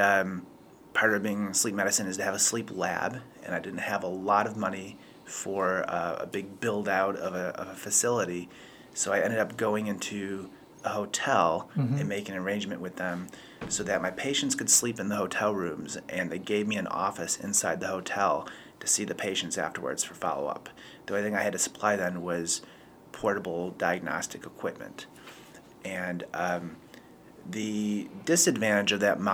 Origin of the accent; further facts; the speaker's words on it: Buffalo, New York, United States; moved away as an adult; now in Charlotte, United States; I'm originally from Buffalo, like a lot of people in Charlotte